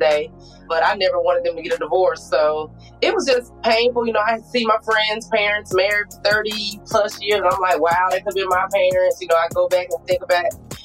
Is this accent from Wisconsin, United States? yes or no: no; Wilmington, Delaware, United States; moved away; also born or lived in Sweetwater, Alabama; So I'm from a small town in Sweetwater, Alabama. I'm originally from Wilmington, Delaware.